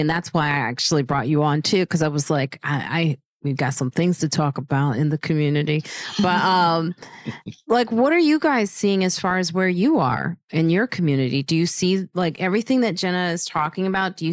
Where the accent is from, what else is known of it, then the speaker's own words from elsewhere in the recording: Chicago, Illinois, United States; now in New York City, United States; I'm from Chicago, but I'm also from these New York streets now.